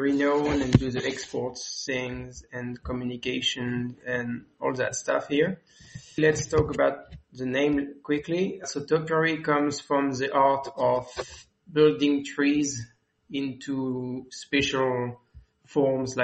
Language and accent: English; France; English is a second language; moved away as an adult; now in South Africa; I'm from France, as you can hear